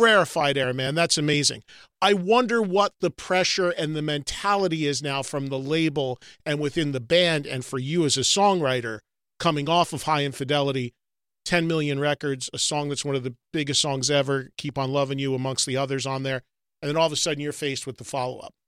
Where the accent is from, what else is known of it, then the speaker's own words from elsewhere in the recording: New Jersey, United States; my home state of New Jersey